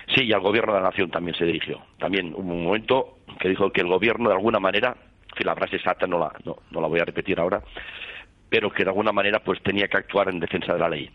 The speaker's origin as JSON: {"language": "Spanish", "region": "Catalonia", "country": "Spain", "said": "somos españoles y catalanes"}